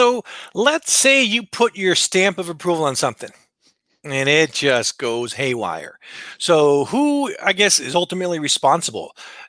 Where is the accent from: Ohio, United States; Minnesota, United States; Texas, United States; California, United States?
California, United States; Los Angeles; also born or lived in New Mexico; I'm from